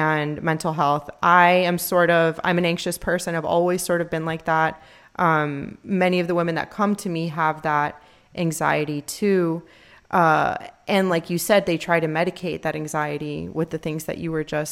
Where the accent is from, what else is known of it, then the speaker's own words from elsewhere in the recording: Miami, Florida, United States; We're from Miami